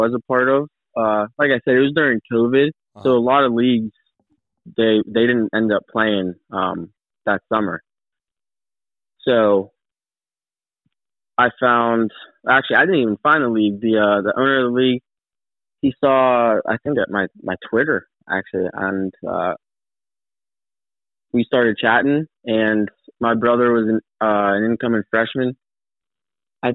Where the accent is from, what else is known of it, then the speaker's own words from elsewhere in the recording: Pittsburgh, Pennsylvania, United States; I'm originally from Pittsburgh, and that's where I am right now